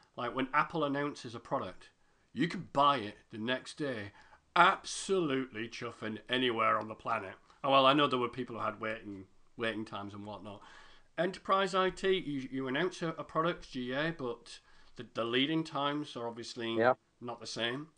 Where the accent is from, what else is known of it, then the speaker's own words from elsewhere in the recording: United Kingdom; I'm British